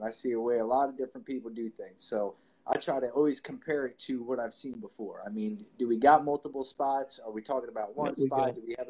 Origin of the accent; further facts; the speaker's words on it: Delaware, United States; No, I'm from Delaware. Look, we don't have a fucking thing going on in Delaware.